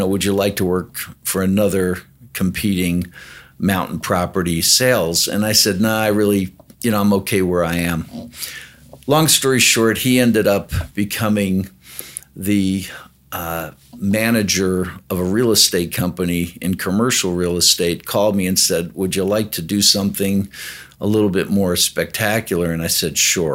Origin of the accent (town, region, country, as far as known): Plainfield, New Jersey, United States; born or raised there; moved away as an adult; now in Denver, United States